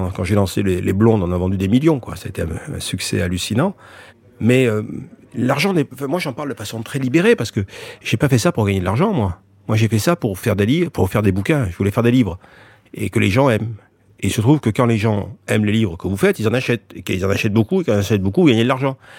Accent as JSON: {"language": "French", "country": "France", "tie": "born or raised there", "said": "je suis français, je suis content d'être français, d'être né en France"}